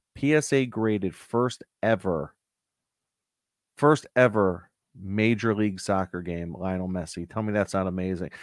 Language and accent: English; Connecticut, United States; I'm from Connecticut